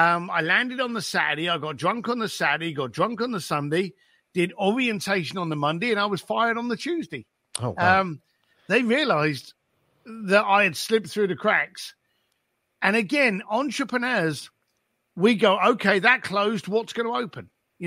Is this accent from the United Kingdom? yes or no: yes; England, United Kingdom; I grew up just outside of London, left school at the age of 15, ended up working on my dad's building site